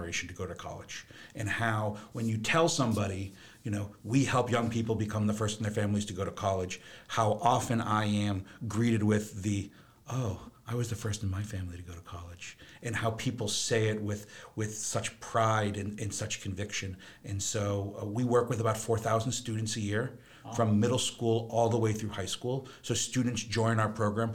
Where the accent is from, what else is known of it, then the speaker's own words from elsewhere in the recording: Framingham, Massachusetts, United States; I was born in Framingham, Massachusetts, so grew up in what is now considered the Metro West area, but was back then just considered the suburbs of Boston